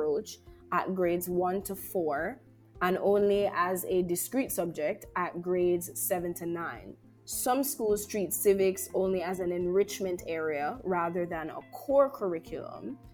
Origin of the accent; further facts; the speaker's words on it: Jamaica; Jamaica's greatest resource, which is our people